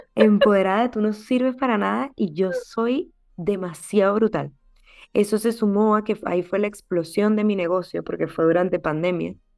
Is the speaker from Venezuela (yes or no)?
yes; Venezuela; now in United States; Soy venezolana, soy médico